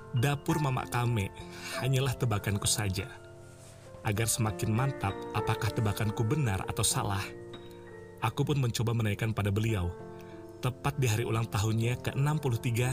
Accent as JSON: {"language": "Indonesian", "region": "West Kalimantan", "country": "Indonesia", "moved": "as an adult", "lives_now": "Java, Indonesia", "said": "kami suku Melayu di Kalimantan Barat, lebih sering menyebutnya mama kame, artinya ibu saya"}